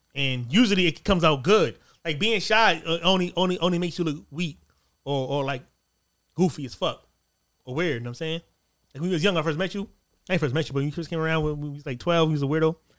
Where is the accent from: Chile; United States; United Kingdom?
United States; East Coast; I'm, I'm from the East Coast. I'm not from the West Coast